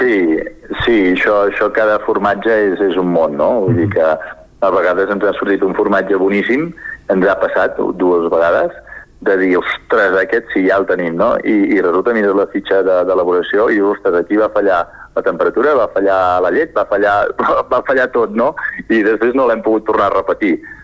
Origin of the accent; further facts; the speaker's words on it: Sora, Catalonia, Spain; nosaltres som de Sora, al nord de la mhm. comarca d'Osona, just a sota Ripoll